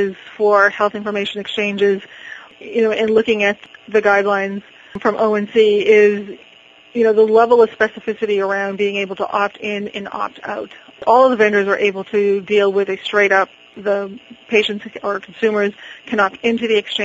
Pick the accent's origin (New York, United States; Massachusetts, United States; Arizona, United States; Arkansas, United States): Massachusetts, United States; Boston; I'm from Boston.